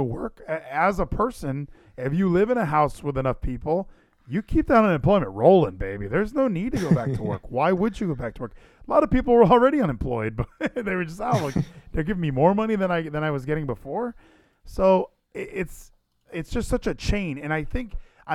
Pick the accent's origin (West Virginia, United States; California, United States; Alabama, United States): California, United States; Southern; now in Dallas, United States; I'm from Southern California where I grew up with every race